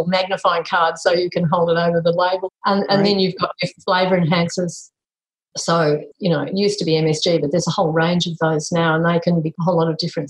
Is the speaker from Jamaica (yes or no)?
no; Italy; Because we come from Italy and that's what people do.